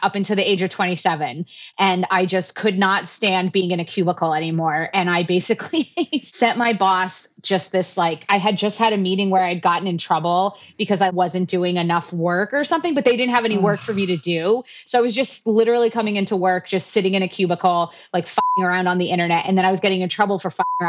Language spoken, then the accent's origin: English; South Florida, United States; moved away as an adult; now in Phoenix, United States; originally I am from South Florida